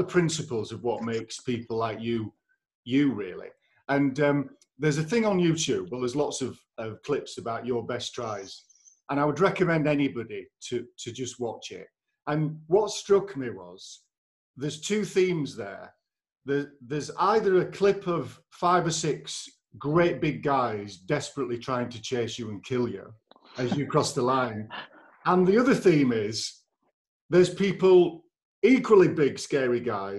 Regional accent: Leeds, Yorkshire and the Humber, United Kingdom; I'm from Leeds

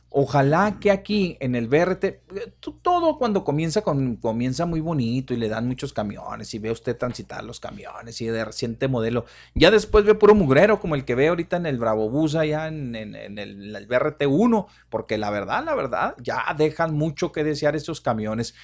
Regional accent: Ciudad Juárez, Chihuahua, Mexico

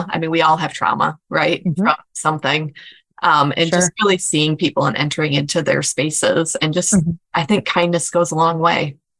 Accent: Michigan, United States; also born or lived in rural Tennessee; And I'm from Michigan.

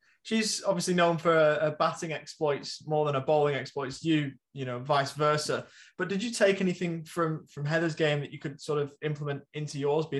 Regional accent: England, United Kingdom; I think me being an English cricket fan

